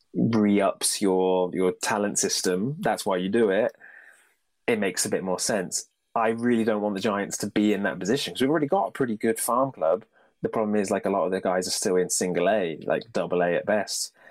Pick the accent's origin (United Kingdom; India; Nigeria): United Kingdom; being British